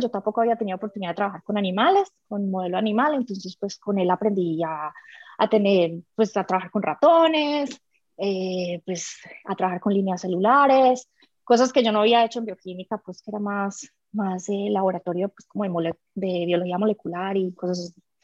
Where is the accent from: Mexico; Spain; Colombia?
Colombia; Medellín, Antioquia; yo crecí en Medellín, en colegio niña